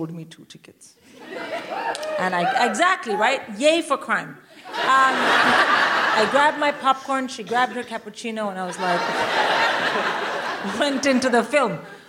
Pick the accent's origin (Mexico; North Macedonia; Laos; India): India; I'm Indian. I would rather die.